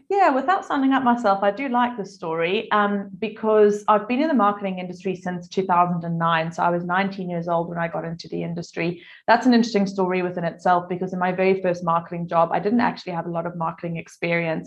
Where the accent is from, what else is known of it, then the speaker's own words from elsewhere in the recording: South Africa; now in Adelaide, Australia; I'm originally from South Africa, if you're wondering where my accent comes from.